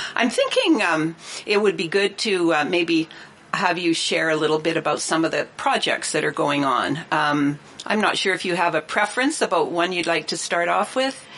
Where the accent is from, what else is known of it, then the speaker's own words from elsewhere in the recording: Revelstoke, British Columbia, Canada; I was born in Revelstoke